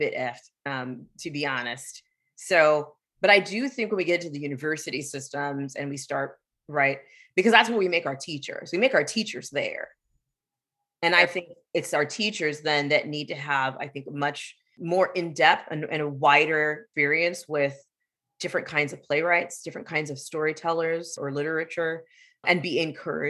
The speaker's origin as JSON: {"language": "English", "town": "San Diego", "region": "California", "country": "United States", "tie": "born or raised there", "said": "I grew up in San Diego"}